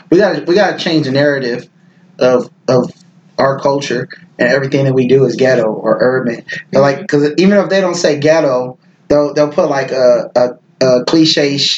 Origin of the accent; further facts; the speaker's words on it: the West, United States; I grew up in the West and I was more like I love big.